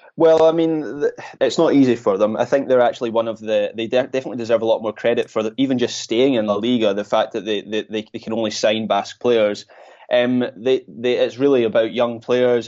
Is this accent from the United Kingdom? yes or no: yes; Scotland, United Kingdom; I'm Scottish